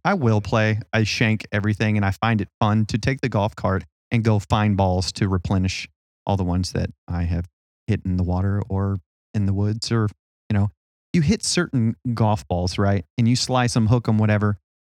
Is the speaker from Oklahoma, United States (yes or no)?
yes; Oklahoma, United States; But yes, I am from Oklahoma originally.